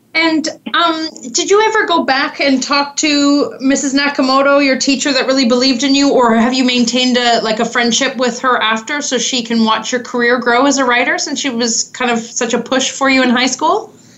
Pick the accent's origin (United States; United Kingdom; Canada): Canada; accent: Canadian; my Canadian accent